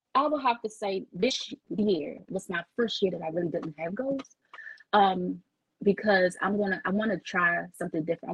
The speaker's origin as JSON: {"language": "English", "town": "Washington", "region": "District of Columbia", "country": "United States", "tie": "born or raised there", "said": "I'm born and bred in DC"}